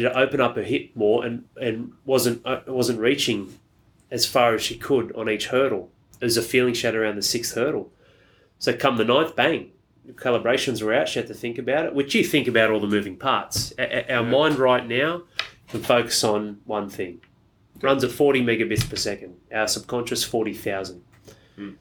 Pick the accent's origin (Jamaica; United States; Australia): Australia; I'm Australian